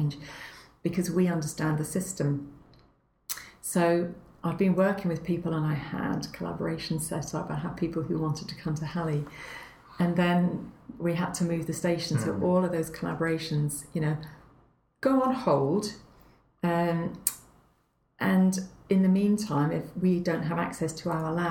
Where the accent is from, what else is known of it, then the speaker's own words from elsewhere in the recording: Northumberland, North East England, United Kingdom; moved away; also born or lived in Canada; I grew up, my best growing up was in Northumberland.